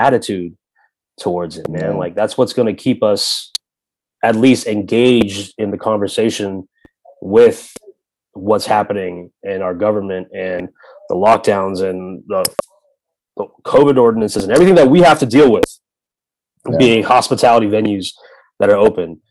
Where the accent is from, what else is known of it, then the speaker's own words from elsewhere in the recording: Tampa, Florida, United States; I'm from Tampa